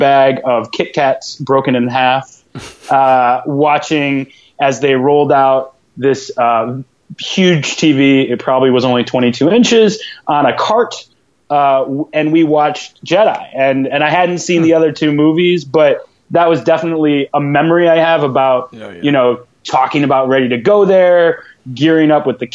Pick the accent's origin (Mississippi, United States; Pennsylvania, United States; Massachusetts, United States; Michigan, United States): Michigan, United States; East Lansing; moved away as an adult; now in Brooklyn, United States; born and raised in East Lansing